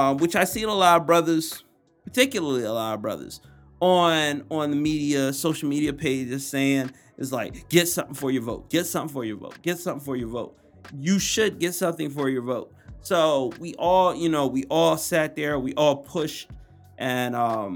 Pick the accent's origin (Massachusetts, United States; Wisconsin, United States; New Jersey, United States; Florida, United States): New Jersey, United States; Atlantic City; I'm from Atlantic City, New Jersey. That's the home